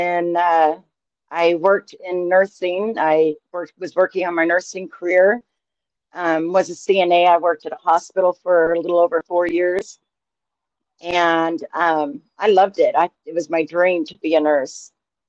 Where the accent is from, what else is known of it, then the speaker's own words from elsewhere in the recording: Idaho, United States; I'm born and raised in Idaho